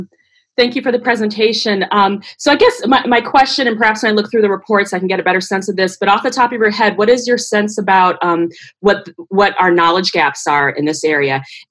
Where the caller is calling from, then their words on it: United States; and I'm calling from the United States.